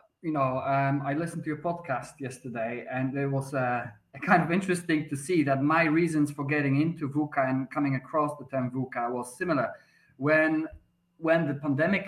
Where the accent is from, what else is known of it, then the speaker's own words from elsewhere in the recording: Poland; English is a second language; moved away as an adult; also born or lived in London, United Kingdom; now in Malta; I'm Polish myself. I was born in Poland, but then I, after leaving, you know, I was 23, I think, I moved to the UK.